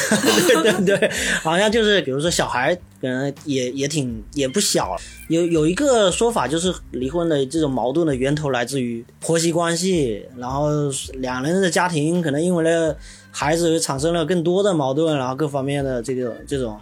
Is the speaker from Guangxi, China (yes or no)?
no; Xiamen, Fujian, China; 我们厦门人口体量也就那么几百万